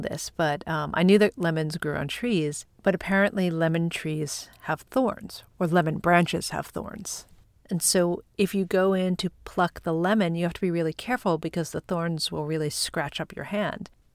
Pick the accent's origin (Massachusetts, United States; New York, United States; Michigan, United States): New York, United States; Long Island; now in Manhattan, United States; Growing up on Long Island and now living in Manhattan